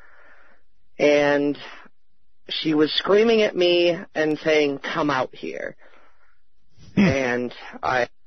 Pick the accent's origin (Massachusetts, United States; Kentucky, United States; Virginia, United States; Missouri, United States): Massachusetts, United States; Easthampton; I'm from East Hampton, Massachusetts